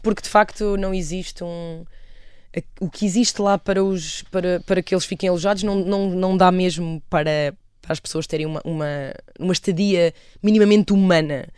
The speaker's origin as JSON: {"language": "Portuguese", "town": "Aveiro", "region": "Centro", "country": "Portugal", "also_born_or_lived": "Cernadela / London", "said": "eu sou da Aveiro"}